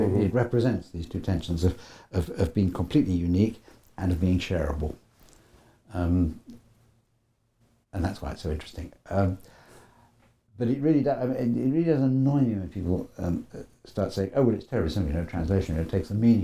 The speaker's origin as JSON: {"language": "English", "country": "United Kingdom", "accent": "educated Brit", "said": "me as sort of educated Brit"}